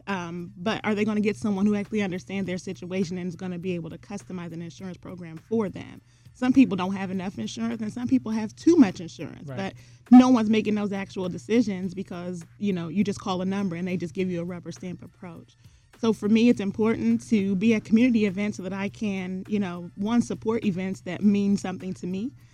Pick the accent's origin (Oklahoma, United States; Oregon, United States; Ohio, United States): Ohio, United States; Columbus; I grew up in the North Linden area here in Columbus, Ohio.